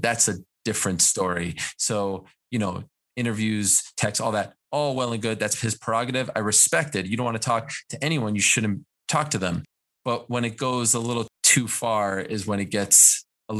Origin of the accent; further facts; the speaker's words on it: Montreal, Quebec, Canada; when I was growing up in Montreal